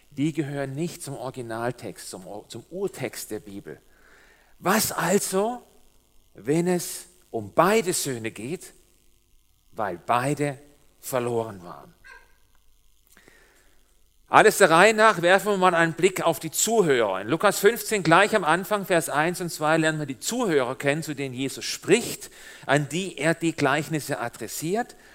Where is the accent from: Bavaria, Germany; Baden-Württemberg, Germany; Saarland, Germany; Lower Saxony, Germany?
Baden-Württemberg, Germany; also born or lived in Switzerland; mein komischer Dialekt, so klingt das, wenn ein Schwabe der sehr lange Zeit in der Schweiz gelebt hat, jetzt versucht, Hochdeutsch zu reden. Es geht nicht. Als wir vor vier Jahren hierher gezogen sind aus der Schweiz